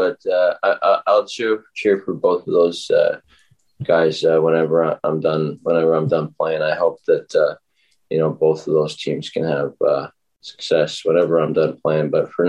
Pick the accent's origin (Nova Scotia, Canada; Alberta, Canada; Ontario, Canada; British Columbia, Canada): Alberta, Canada; Edmonton; born or raised there